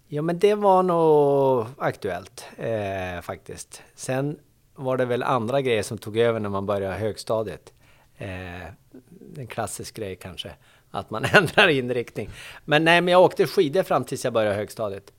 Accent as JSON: {"language": "Swedish", "town": "Boliden", "region": "Västerbotten County", "country": "Sweden", "tie": "born or raised there", "moved": "yes", "said": "jag är från Boliden, Västerbotten"}